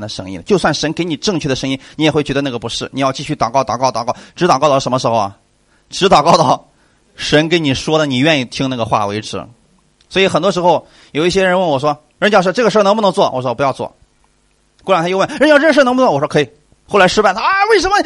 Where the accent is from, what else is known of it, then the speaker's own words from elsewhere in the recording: China; 那我们中国人比较厚道啊